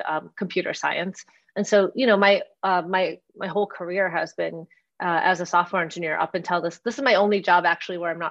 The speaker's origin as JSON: {"language": "English", "town": "Onalaska", "region": "Wisconsin", "country": "United States", "tie": "born or raised there", "moved": "as an adult", "said": "I grew up in a very small town in Wisconsin called Onalaska"}